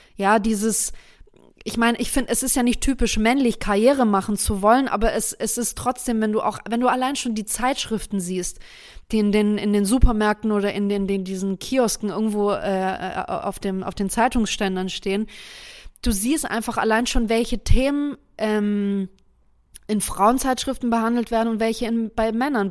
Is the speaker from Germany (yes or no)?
yes; Germany; bei uns in Deutschland